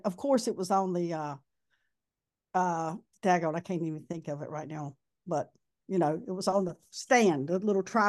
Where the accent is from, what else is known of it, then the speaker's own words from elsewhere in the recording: North Carolina, United States; I'm from North Carolina